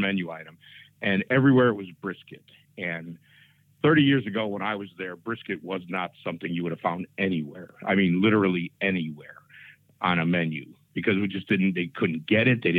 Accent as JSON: {"language": "English", "town": "Chicago", "region": "Illinois", "country": "United States", "tie": "born or raised there", "moved": "yes", "said": "I grew up in Chicago"}